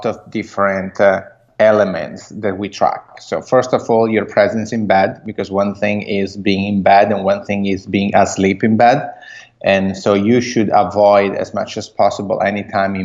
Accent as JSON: {"language": "English", "country": "Italy", "accent": "Italian", "second_language": "English", "moved": "as an adult", "lives_now": "United States", "said": "I'm Italian, as you might guess from my accent. And I moved here in the U.S. 6 years ago."}